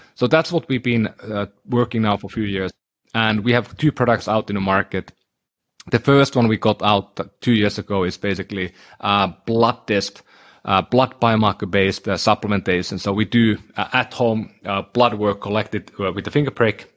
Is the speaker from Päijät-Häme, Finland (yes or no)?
no; Oulu, North Ostrobothnia, Finland; moved away; my hometown in Oulu in Finland